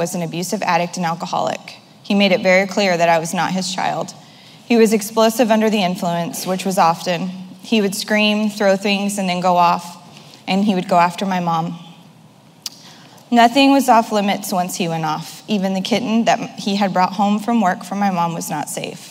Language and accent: English; Modesto, California, United States; I was born on Tuesday, September 20th, 1983 in Modesto, California